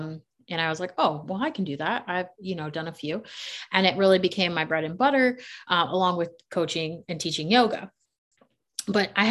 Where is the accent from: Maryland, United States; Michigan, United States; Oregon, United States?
Maryland, United States; moved away as an adult; now in Charlotte, United States; I'm from Maryland. I grew up in the city.